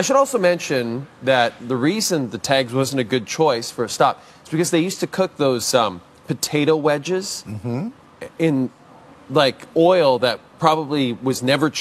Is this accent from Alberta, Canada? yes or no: yes; Athabasca, Alberta, Canada; I grew up in northern Alberta